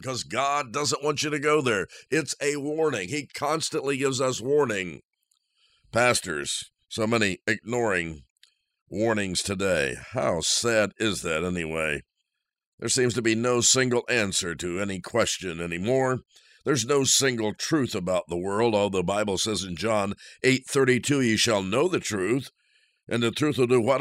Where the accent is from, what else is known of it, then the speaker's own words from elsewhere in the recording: Indiana, United States; moved away; I'm from Indiana, so I left the snow and the cold